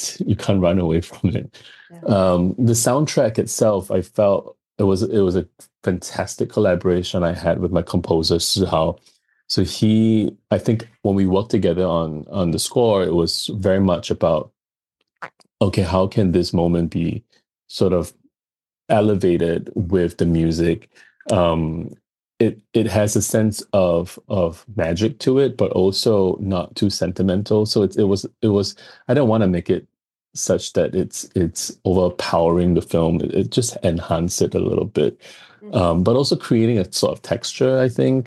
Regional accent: Singapore; also born or lived in Los Angeles; coming from Singapore, where we are very multicultural

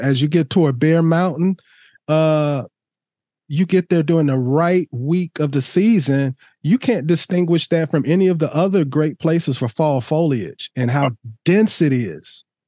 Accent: Oregon, United States; my home state

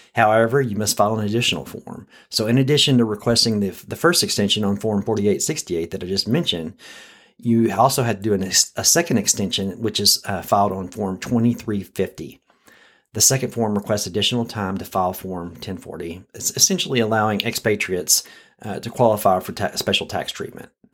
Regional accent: Texas, United States; As a Texan

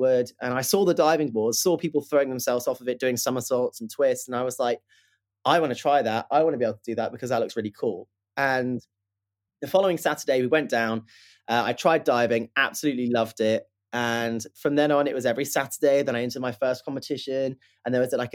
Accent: Plymouth, South West England, United Kingdom; I grew up in Plymouth, which is in southwest of the UK

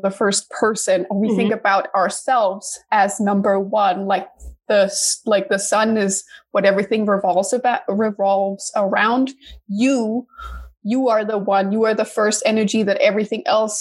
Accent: Denmark; also born or lived in New York, United States; now in Los Angeles, United States; I'm originally from Denmark, but now I live in LA after a couple of years in New York

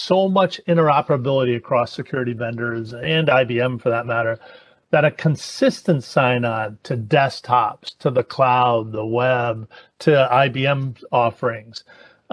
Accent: Hartford, Connecticut, United States; now I'm from Hartford

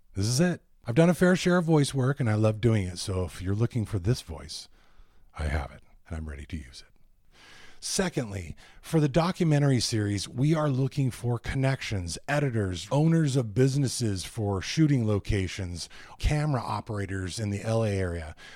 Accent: Ventura, California, United States; moved away as an adult; my two daughters and I moved back to my hometown of Ventura, California, a small beach town northwest

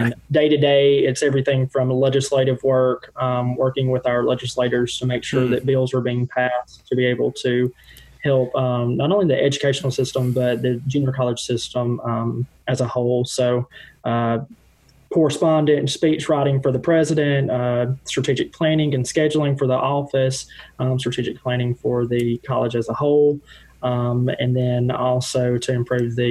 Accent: North Mississippi, United States; also born or lived in Washington, D.C.; So born and raised in North Mississippi

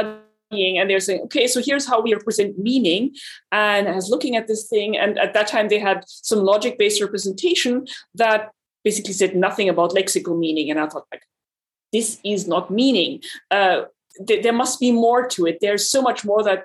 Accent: Germany; now in Austin, United States; I come from Germany originally

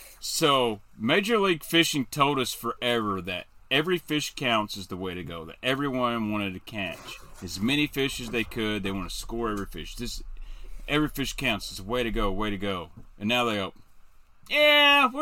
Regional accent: Benton, United States; born or raised there

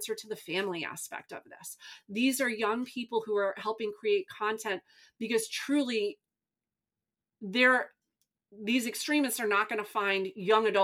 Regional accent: New York, United States; I'm from New York

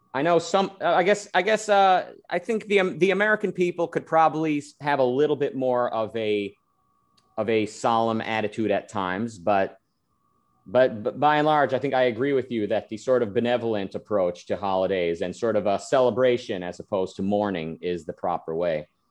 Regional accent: Israel; moved away; I was born in Israel. I lived there.

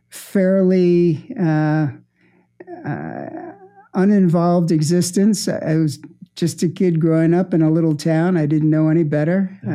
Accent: New Jersey, United States; moved away; I grew up in New Jersey.

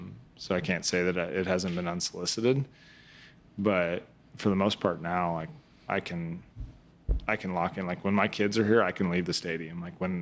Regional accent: Midwest, United States; Like growing up in the Midwest, like he was influential.

